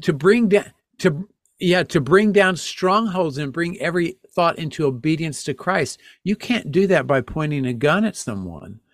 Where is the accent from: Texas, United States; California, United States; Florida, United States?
Texas, United States; now in Connecticut, United States; I grew up in Texas